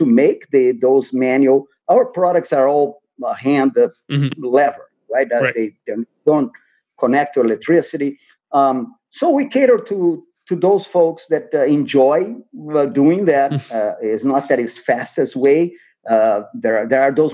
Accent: Brazil; moved away; I'm from Brazil, so I grew up with coffee.

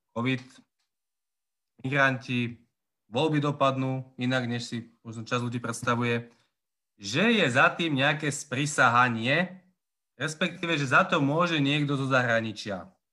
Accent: Považská Bystrica, Trenčín Region, Slovakia; also born or lived in Prague / Trnávka, Bratislava; now in Bratislava, Slovakia; pochádzam pôvodne z Považskej Bystrice a značnú časť života som strávil v Prahe. A skončil som na Trnávke

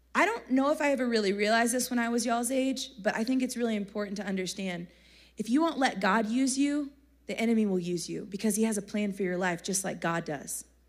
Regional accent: Texas, United States; accent: country; I'm from Texas

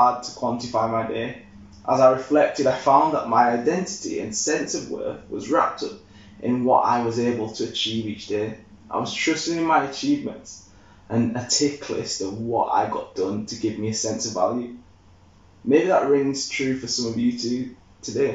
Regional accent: Leeds, Yorkshire and the Humber, United Kingdom; I'm from Yorkshire. I know Leeds lads through and through

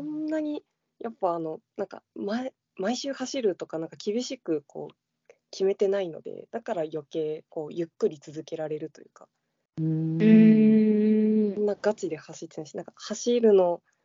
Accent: Shizuoka, Japan; 地元が静岡の方なので

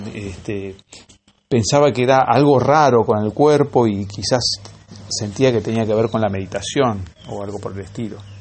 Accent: La Lucila, Buenos Aires Province, Argentina; yo cuando era chico vivía en La lucida

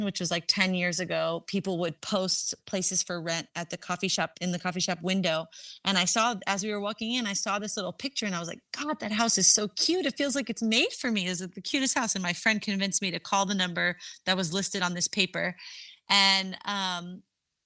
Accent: New York City, New York, United States; also born or lived in Louisiana / California; now in Costa Rica; I was born and raised in New York City

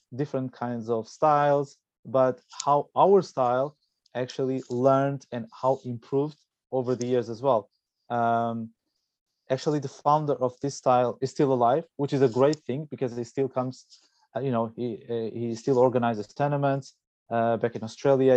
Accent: Portugal; I'm originally from Portugal

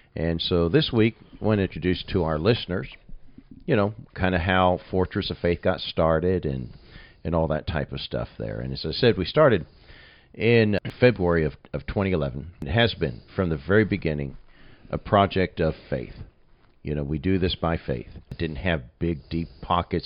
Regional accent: Nuneaton, West Midlands, United Kingdom; moved away as an adult; My hometown's not a really huge town, Nuneaton

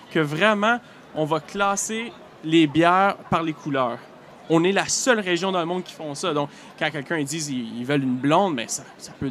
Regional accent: Northern Ontario, Canada; accent: Franco-Ontarian; moved away as an adult; now in Quebec City, Canada; moi, je suis pas original de la Gaspésie, comme plusieurs y pensent, simplement parce que je représente les caribou, mais moi, je suis originaire du nord de l'Ontario.

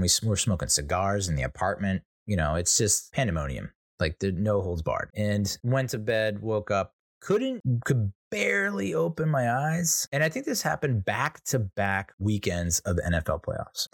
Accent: United States; I'm an Irish, Italian, American

